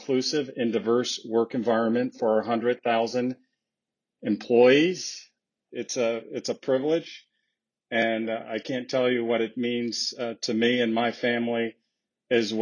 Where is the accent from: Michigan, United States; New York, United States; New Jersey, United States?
Michigan, United States; Flint; I was born and raised in Flint, Michigan